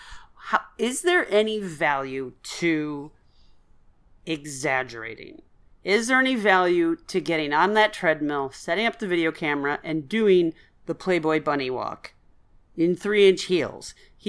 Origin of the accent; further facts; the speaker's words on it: Guelph, Ontario, Canada; No, I'm from Guelph.